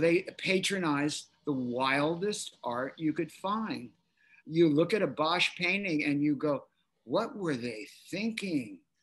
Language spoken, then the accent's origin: English; Philadelphia, Pennsylvania, United States; moved away; I'm from Philly